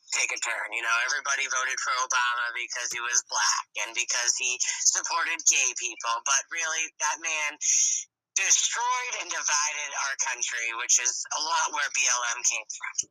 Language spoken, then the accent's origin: English; United States; I'm proud to be an American.